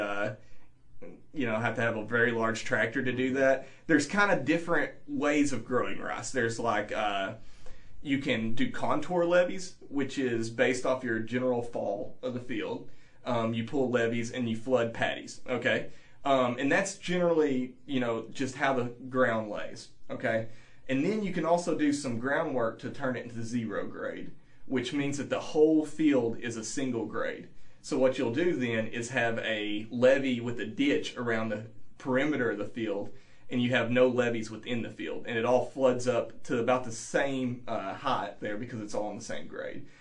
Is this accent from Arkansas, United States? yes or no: yes; Northeast Arkansas, United States; moved away as an adult; now in Champaign, United States; I grew up in Northeast Arkansas